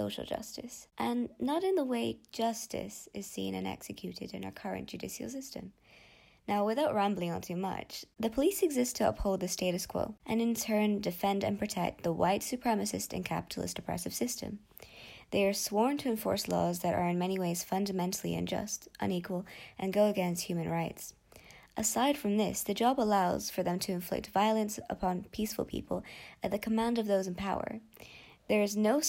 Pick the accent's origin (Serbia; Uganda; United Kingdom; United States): United Kingdom